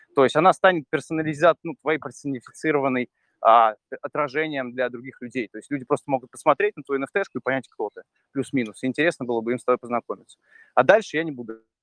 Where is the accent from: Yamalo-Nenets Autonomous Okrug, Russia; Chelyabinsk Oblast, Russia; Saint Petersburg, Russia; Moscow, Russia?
Saint Petersburg, Russia; moved away as an adult; я из Питера родом, я как бы жил там до 31